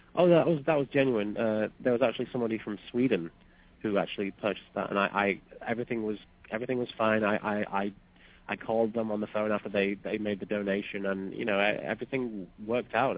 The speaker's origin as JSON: {"language": "English", "country": "United Kingdom", "said": "I'm British"}